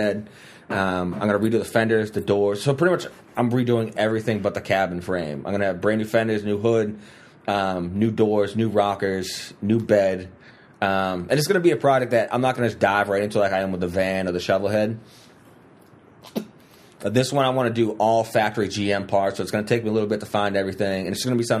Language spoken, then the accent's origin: English; Haverhill, Massachusetts, United States; when I was growing up in Haverhill